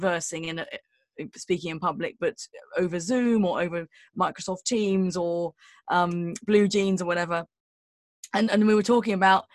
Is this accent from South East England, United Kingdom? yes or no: no; London, United Kingdom; I'm from London, so I had to pass my test in London, and, you know, like driving around West London